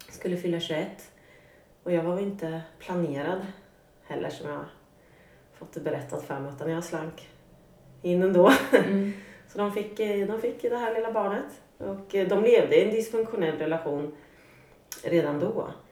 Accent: Norrköping, Östergötland, Sweden; jag kommer från eh, Norrköping, en mm. medelstor svensk stad. Uppvuxen med en eh, mamma och pappa i ett litet radhus

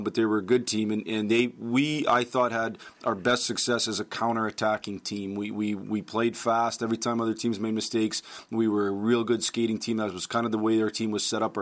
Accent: United States; I'm proud to be an American

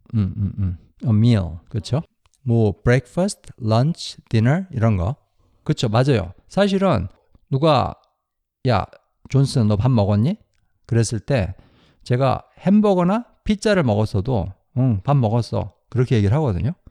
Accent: South Korea; now in United States; 다 한국 사람입니다. 한국에서 자랐고 그런데 지금은 미국, 미국에서 살고 있어요

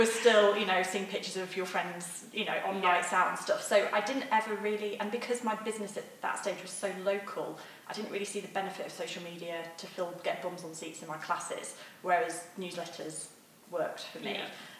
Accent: England, United Kingdom; He's like a maths nerd. I'm English girl.

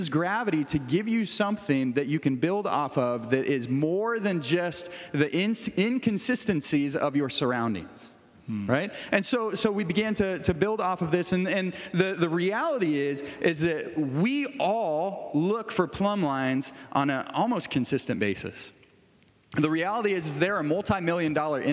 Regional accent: Kirksville, Missouri, United States; we moved back to Kirksville, Missouri. I'm from Kirksville.

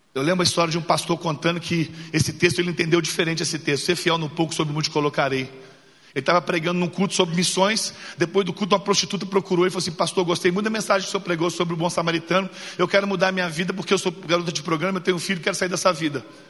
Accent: Belo Horizonte, Minas Gerais, Brazil; sou nascido e criado em Belo Horizonte

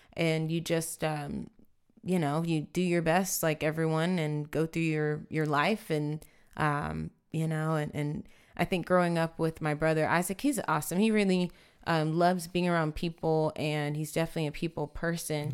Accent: San Antonio, Texas, United States; I grew up here in San Antonio

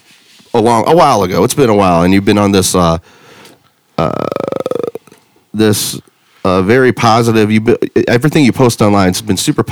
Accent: United States; I'm an American through and through, cheeseburger eating.

